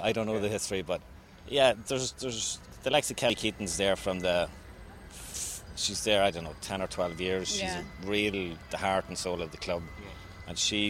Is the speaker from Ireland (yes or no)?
yes; County Monaghan, Ulster, Ireland; moved away as an adult; now in New York, United States; I'm from County Monaghan